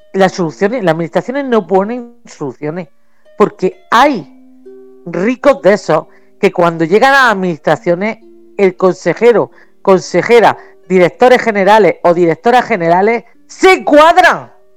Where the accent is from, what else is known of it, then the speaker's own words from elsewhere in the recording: Region of Murcia, Spain; Yo soy una, murciana